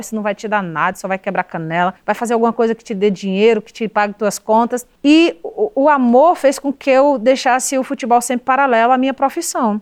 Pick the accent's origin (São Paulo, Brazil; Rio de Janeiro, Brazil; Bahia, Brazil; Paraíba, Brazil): Paraíba, Brazil; Cruz do Espírito Santo; moved away; eu vivi 15 anos da minha vida morando na zona rural de Cruz do Espírito Santo, que é a cidade onde mora minha mãe e boa parte da minha família